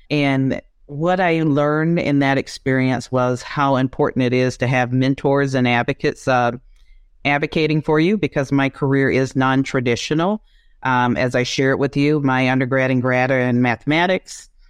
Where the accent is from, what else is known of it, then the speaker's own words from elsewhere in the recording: South Georgia, United States; moved away as an adult; also born or lived in Japan / China / Thailand; I am from Georgia, born and raised, uh, South Georgia, small town with only five thousand people